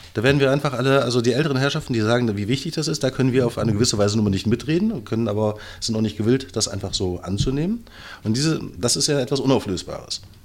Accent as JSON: {"language": "German", "region": "Brandenburg", "country": "Germany", "said": "ich bin ja, äh, wie schon öfter in diesem Podcast erwähnt, Brandenburger. Ich fahre nach Berlin rein, gucke mir an, was ihr so macht, fahre wieder nach Hause"}